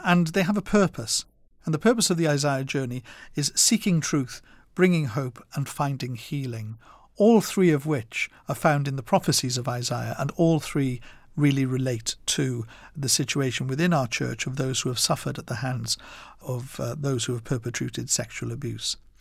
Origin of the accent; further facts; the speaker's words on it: Wales, United Kingdom; my growing up in Wales